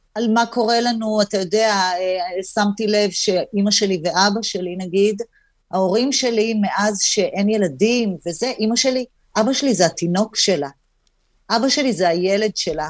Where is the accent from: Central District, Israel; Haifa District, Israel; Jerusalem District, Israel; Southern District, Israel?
Haifa District, Israel; Hadera; גדלתי בחדרה